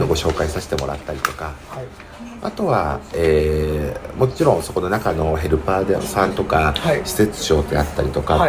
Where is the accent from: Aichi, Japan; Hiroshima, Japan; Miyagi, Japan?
Aichi, Japan; Nagoya; also born or lived in Tokyo / Osaka; 地元の名古屋に実家に帰ってきて